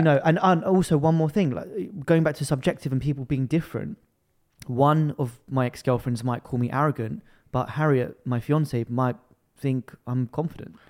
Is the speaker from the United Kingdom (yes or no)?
yes; London, United Kingdom; I was born and raised in London.